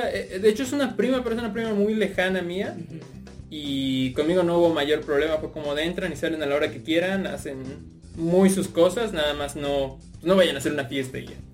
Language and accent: Spanish; Puebla, Mexico; llegamos a la ciudad de Puebla, porque yo soy proveniente de ahí, ¿saben? Entonces, este, yo, yo nací ahí, tengo bastante familia ahí.